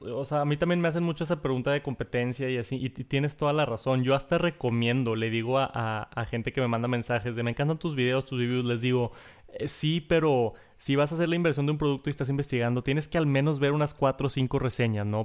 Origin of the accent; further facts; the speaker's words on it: Mexico; soy de México